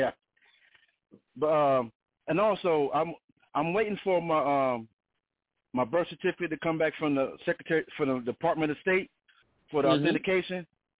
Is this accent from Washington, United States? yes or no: no; North Carolina, United States; now in Texas, United States; I'm from North Carolina. I'm from North Carolina though.